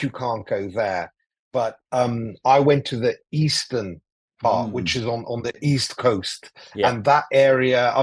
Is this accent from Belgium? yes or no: no; Athens, Attica, Greece; first language English; moved away; also born or lived in London; I grew up in Athens in Greece